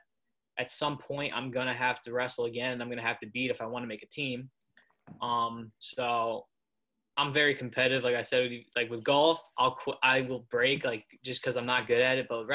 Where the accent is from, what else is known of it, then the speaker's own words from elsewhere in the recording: Danbury, Connecticut, United States; also born or lived in Arizona; I was born in Arizona, and I lived there until I was about six. And then we moved to Danbury, Connecticut, because my dad's job transferred.